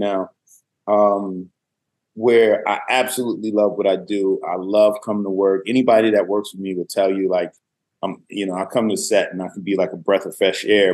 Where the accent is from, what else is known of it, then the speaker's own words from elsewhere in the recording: Willingboro, New Jersey, United States; moved away as an adult; also born or lived in Harlem, New York / Virginia; I went to high school and pretty much all of my school in New Jersey, Willingboro, New Jersey, the majority of that being in South Jersey